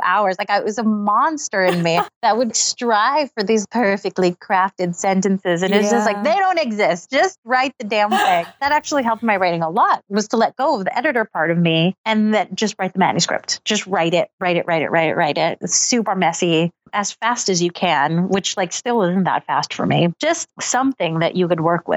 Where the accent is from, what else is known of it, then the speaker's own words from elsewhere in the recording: Los Angeles, California, United States; moved away as an adult; also born or lived in Seattle; now in Brooklyn, United States; I grew up in Los Angeles